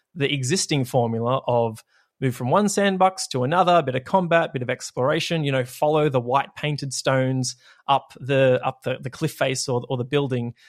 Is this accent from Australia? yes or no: yes; Australia; it's hellfire down here